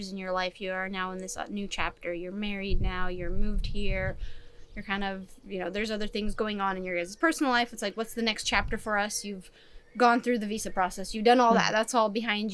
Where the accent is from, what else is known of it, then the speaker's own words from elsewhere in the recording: California, United States; also born or lived in Czech Republic / Chicago; I was growing up in California mostly